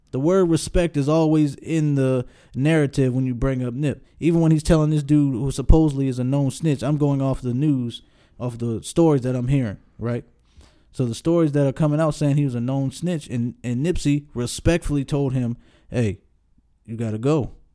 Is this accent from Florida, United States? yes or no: no; Baltimore, Maryland, United States; Baltimore, my hometown